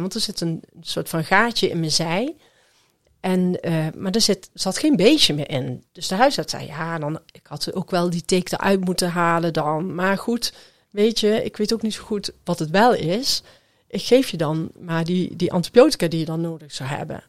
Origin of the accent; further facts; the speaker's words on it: Groesbeek, Gelderland, Netherlands; ik kom uit Groesbeek